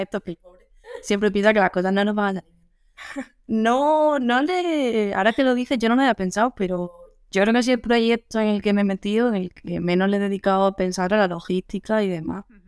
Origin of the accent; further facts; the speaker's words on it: Andalusia, Spain; moved away as an adult; now in Madrid, Spain; yo soy andaluza